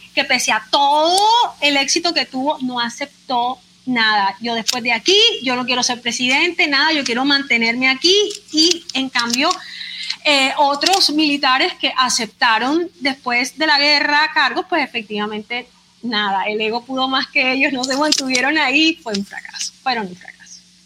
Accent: Barranquilla, Atlántico, Colombia; soy barranquillera, colombiana, abogada

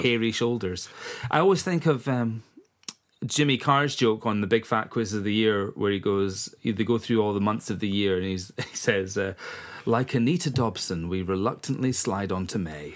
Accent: East Coast of Scotland, United Kingdom; moved away as an adult; now in Isle of Eigg, United Kingdom; I'm from the East Coast originally, and I only moved to the West Coast 11 years ago

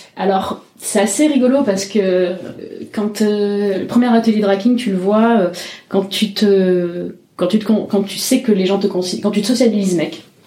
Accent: Marseille, Provence-Alpes-Côte d'Azur, France; moved away as an adult; now in Montpellier, France; Moi, je viens de Marseille

